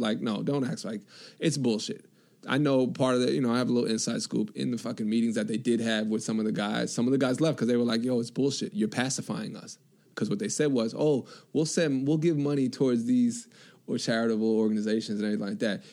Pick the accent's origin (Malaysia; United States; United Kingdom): United States; New York; I'm from New York